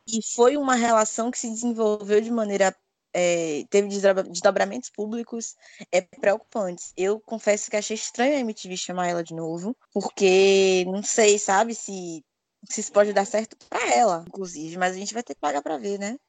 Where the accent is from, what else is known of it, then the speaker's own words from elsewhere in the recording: Salvador, Bahia, Brazil; Eu nasci e criada em Salvador